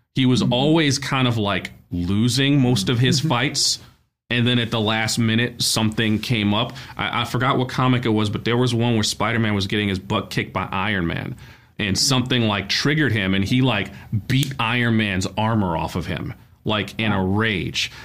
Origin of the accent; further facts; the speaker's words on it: New York City, New York, United States; a kid growing up in Brooklyn